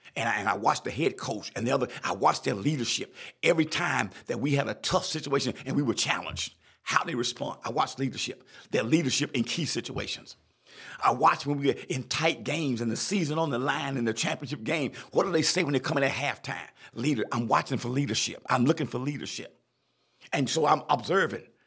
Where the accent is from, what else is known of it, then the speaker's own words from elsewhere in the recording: South Carolina, United States; I'm from South Carolina